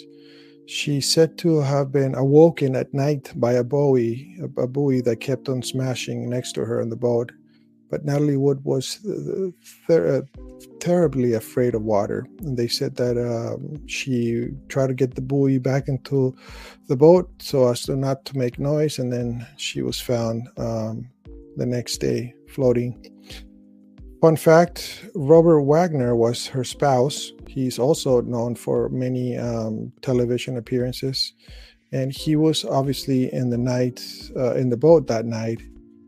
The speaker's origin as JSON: {"language": "English", "country": "Chile", "tie": "born or raised there", "said": "I was born in Chile, South America."}